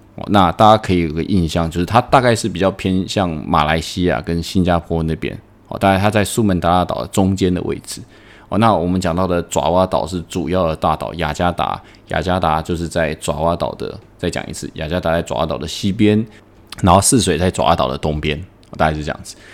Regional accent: Taiwan; now in Indonesia; 我们台湾人可能就是做小本生意

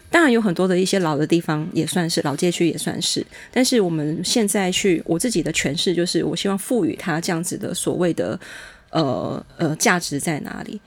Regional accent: Changhua County, Taiwan; 我们彰化女子就是强悍泼辣

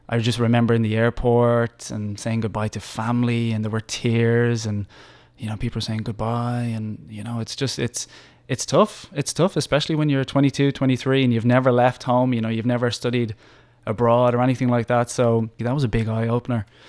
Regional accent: Dublin, Leinster, Ireland; moved away as an adult; also born or lived in Australia; now in Taiwan; I'm from Dublin, Ireland

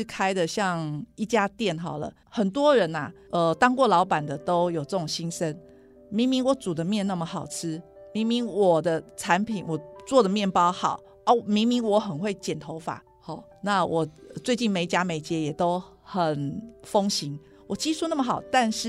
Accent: Taiwan; 我还想做的一件事就是改变我们台湾人买保健食品的方法。

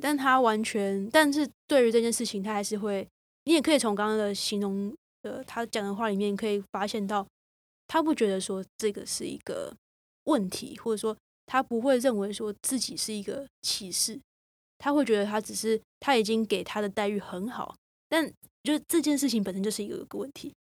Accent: Taiwan; 我自己身为台湾人，然后也是一副台湾人的长相

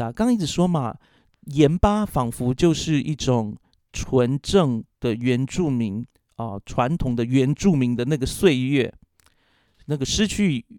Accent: Taiwan; 所以我自己小时候在部落里面成长的时候，我就是一个异类。

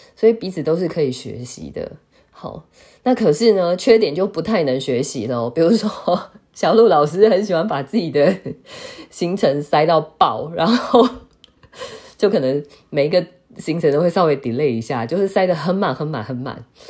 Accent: Taiwan; 我们台湾人好像都叫航太，不是叫航天

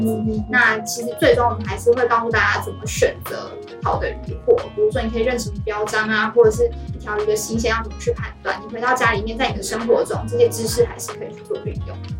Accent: Penghu County, Taiwan; moved away as an adult; now in Pingtung, Taiwan; 我本来就从渔村长大，我是澎湖人，所以从小在渔村长大

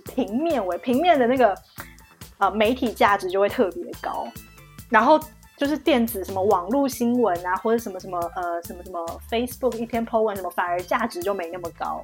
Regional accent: Taiwan; moved away as an adult; now in Shanghai, China; 我台湾人欸

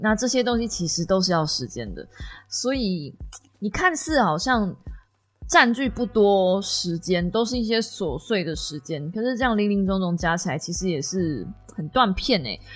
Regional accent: Kaohsiung, Taiwan; 同样身为高雄人

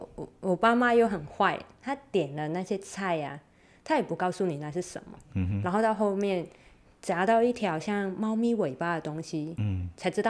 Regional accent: Macau; 就是身为一个澳门人，你会觉得哦，我已经没办法再让我的小孩看到我小时候看到的那个澳门的风景，

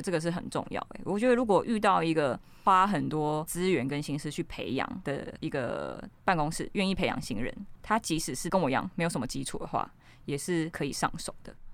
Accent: Ruifang, New Taipei, Taiwan; 我就是从小在一个瑞芳淳朴的小镇长大

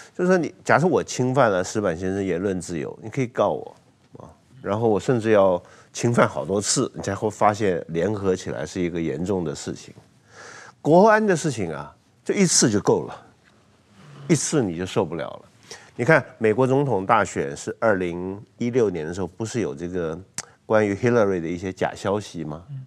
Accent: Taiwan

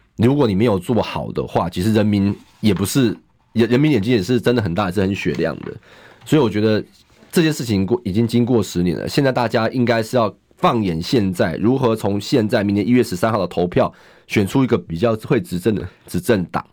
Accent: Zhonghe, New Taipei, Taiwan; 我从小就在中和长大，我中和的路比他们熟，中和需要的建设比他们熟

